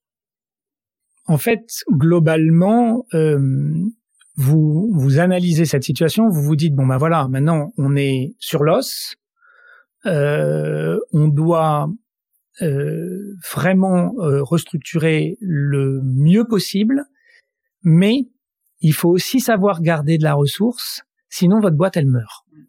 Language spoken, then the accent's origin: French; Grenoble, Auvergne-Rhône-Alpes, France; now in Paris, France; je suis grenoblois